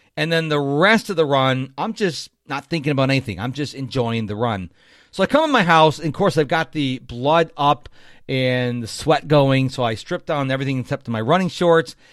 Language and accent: English; Rochester, New York, United States; now in Houston, United States; I'm originally from Rochester, New York